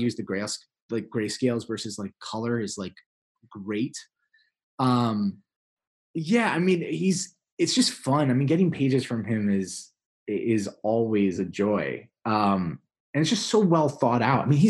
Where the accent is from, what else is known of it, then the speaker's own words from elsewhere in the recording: New York, United States; moved away as an adult; also born or lived in Iowa; I'm from New York originally